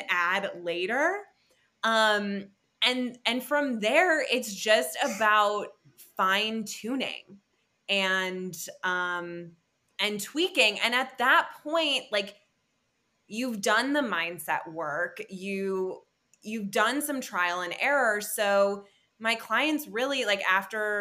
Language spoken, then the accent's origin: English; Wisconsin, United States; also born or lived in Seattle; now in Bend, United States; I'm from Wisconsin, but I lived in Seattle before here